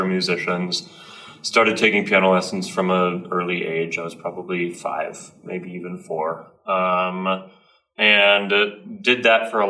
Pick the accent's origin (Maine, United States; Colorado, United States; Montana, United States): Colorado, United States; I grew up in Colorado